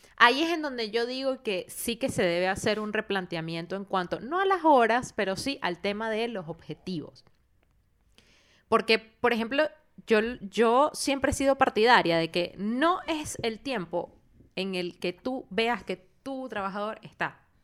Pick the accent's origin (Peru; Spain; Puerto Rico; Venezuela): Venezuela; moved away; cuando volvamos a Venezuela